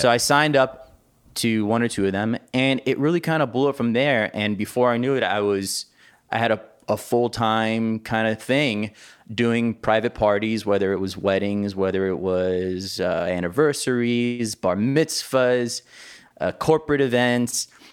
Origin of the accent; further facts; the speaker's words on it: Miami, Florida, United States; I was actually born and raised in Miami, Florida